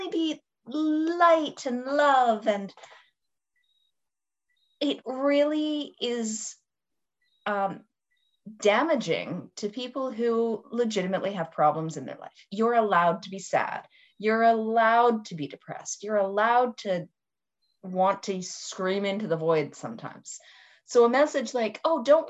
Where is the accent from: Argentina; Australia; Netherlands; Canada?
Canada; I'm Canadian and I use different terminology.